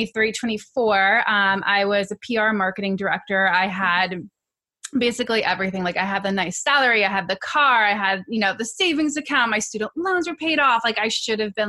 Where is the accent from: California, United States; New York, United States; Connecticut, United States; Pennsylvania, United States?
New York, United States; I'm from New York, native New Yorker